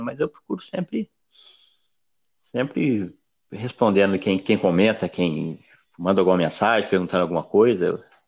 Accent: Brazil; Nem sabe que eu sou brasileira

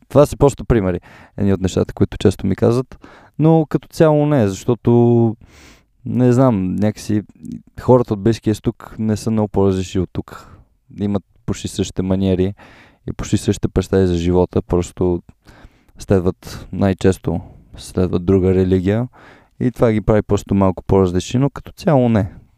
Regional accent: Sofia, Sofia City, Bulgaria; аз съм роден тук в София

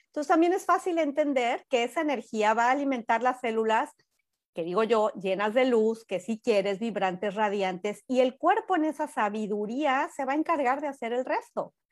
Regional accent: Mexico; now in United States; en México de donde soy yo

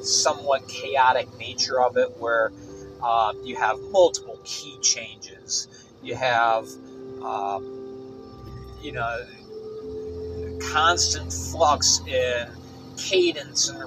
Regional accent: Binghamton, New York, United States; My hometown of Binghamton, New York

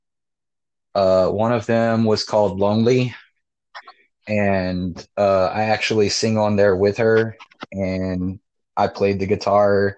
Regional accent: Texas, United States; moved away as an adult; now in Japan; I'm originally from Texas, but I'm currently residing in Japan

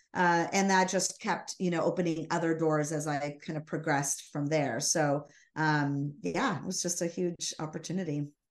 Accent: Los Angeles, California, United States; I was born down in Los Angeles.

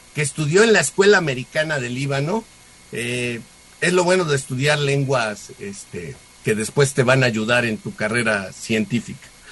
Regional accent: Mexico; somos los mexicanos

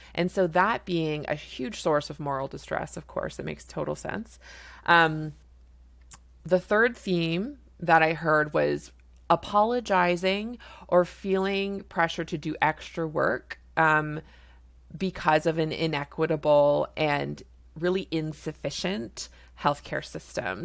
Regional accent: Canada; I'm a Canadian family physician

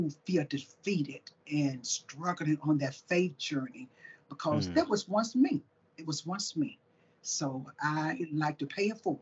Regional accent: Tuscaloosa, Alabama, United States; now in Sweetwater, United States; I was born in Tuscaloosa, Alabama. Lived like 10 minutes from University of Alabama. So I'm down in Alabama

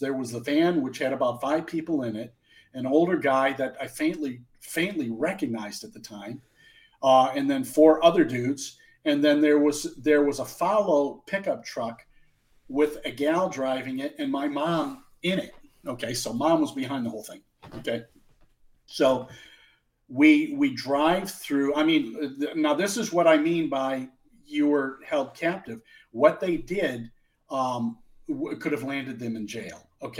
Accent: Omaha, Nebraska, United States; born there; I was born in Omaha in 1963.

